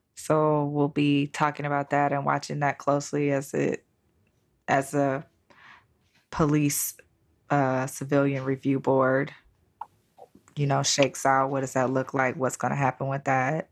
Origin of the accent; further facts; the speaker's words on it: Cleveland, Ohio, United States; where I grew up at in the Cleveland area